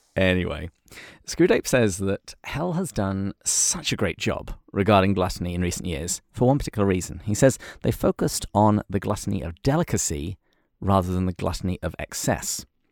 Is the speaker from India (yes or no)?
no; England, United Kingdom; I'm English